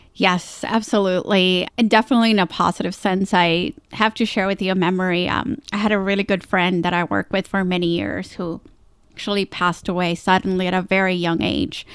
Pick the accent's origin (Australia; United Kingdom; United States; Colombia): Colombia; moved away; I grew up down in Colombia, South America